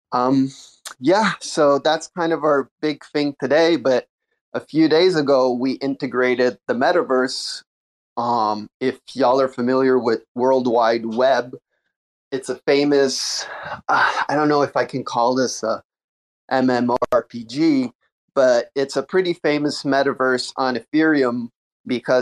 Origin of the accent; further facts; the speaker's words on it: Montreal, Quebec, Canada; I'm also from Montreal